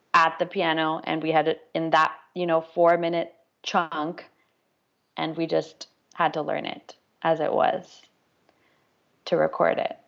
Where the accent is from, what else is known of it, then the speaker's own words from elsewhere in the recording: Toronto, Ontario, Canada; my hometown in Toronto